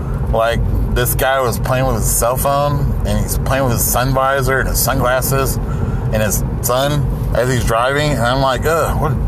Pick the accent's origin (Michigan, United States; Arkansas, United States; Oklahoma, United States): Oklahoma, United States; Salina; moved away; my hometown, Salina, Oklahoma